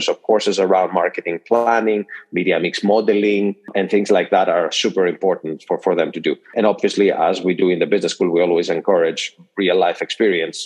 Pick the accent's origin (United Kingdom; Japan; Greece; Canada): Greece; moved away as an adult; now in United States; born and raised in Greece, and have spent most of my career in the US